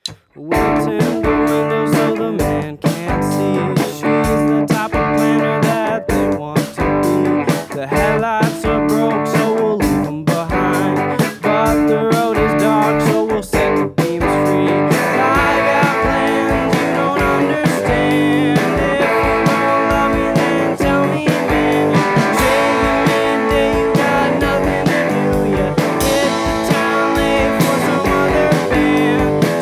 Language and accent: English; Stoneham, Massachusetts, United States; We're from Boston, more specifically outside Boston. We're from Stoneham